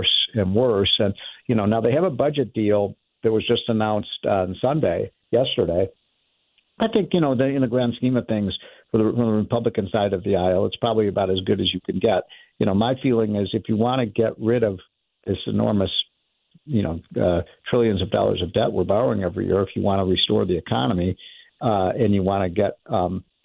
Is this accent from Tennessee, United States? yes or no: no; Chicago, Illinois, United States; I'm from Chicago.